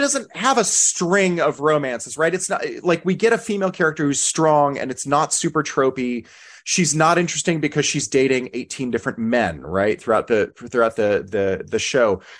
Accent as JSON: {"language": "English", "country": "United States", "said": "as an American"}